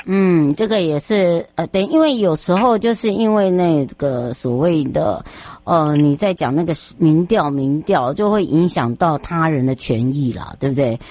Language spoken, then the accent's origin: Chinese; Taiwan; 我们台湾人真的很好，台湾人的温暖，台湾人的人情味